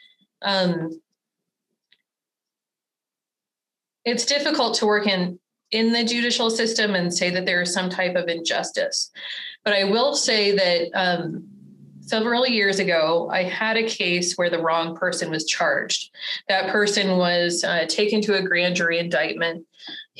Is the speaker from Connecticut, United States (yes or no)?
no; Albuquerque, New Mexico, United States; also born or lived in Portales, New Mexico / Portland, Oregon; I was born and raised in Albuquerque, where obviously I still practice